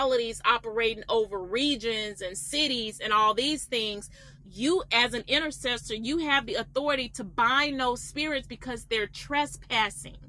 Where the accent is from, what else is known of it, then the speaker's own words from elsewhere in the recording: Atlanta, Georgia, United States; I'm from Atlanta